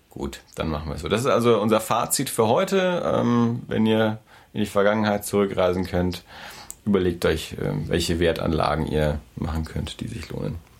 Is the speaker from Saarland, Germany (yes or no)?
no; Erlangen, Bavaria, Germany; ich bin ja in Erlangen aufgewachsen